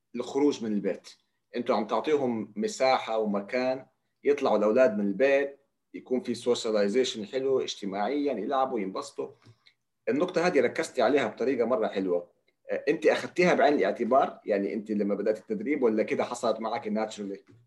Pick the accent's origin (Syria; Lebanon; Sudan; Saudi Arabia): Saudi Arabia; عندنا في جده او في الرياض او في السعوديه بالمجمل